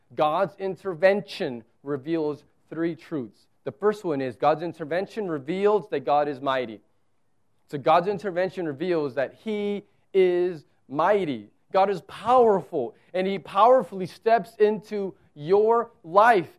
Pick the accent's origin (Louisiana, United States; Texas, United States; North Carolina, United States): Texas, United States; South; moved away; I'm from South Texas where it's like here it's desert